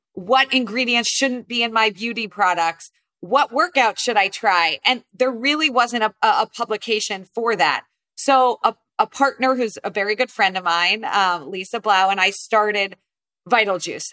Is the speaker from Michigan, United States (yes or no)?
no; New Jersey, United States; I grew up primarily in New Jersey